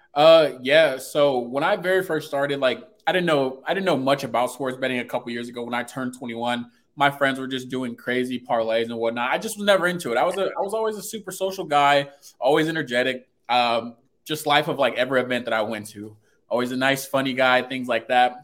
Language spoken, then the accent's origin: English; Fort Wayne, Indiana, United States; I'm from Fort Wayne, Indiana